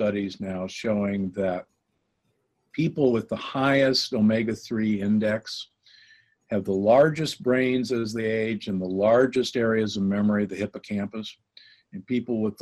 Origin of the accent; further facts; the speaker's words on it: Midwest, United States; moved away; also born or lived in Omaha, Nebraska / Milwaukee, Wisconsin / Loma Linda, California; I grew up in Omaha and Milwaukee, and you know where meat is king